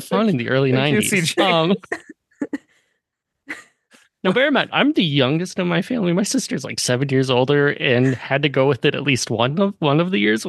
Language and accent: English; Sun Prairie, Wisconsin, United States; My hometown is the Groundhog Capital of the world.